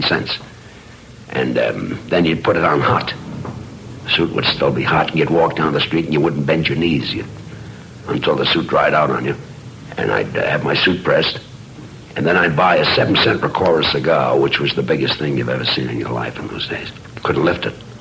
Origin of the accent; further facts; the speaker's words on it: New York, United States; I came from the Lower East Side of New York, and things were kind of bad with us. We were very poor